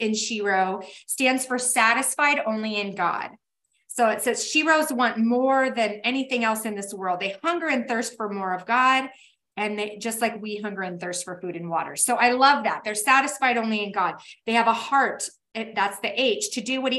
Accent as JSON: {"language": "English", "town": "Tacoma", "region": "Washington", "country": "United States", "moved": "yes", "lives_now": "Boise, United States", "said": "I am from Tacoma, Washington, where we had rain for 10 months out of the year."}